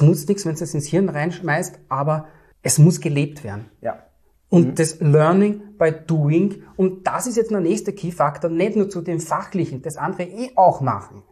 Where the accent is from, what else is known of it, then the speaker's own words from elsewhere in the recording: Vienna, Austria; Ich komme aus Wien, aus dem dritten und elften Wiener Gemeindebezirk und darf dort Rauchfang kehren